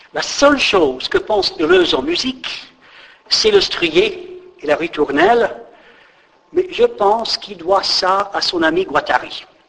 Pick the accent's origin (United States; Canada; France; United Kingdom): United States; moved away; je crève de nostalgie pour mon pays d'origine